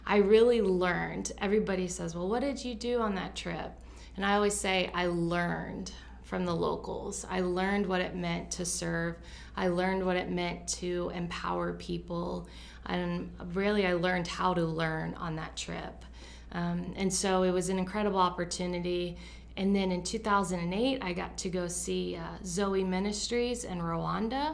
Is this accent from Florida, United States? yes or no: yes; Florida, United States; So I was born in Florida. I am very much so a Florida girl.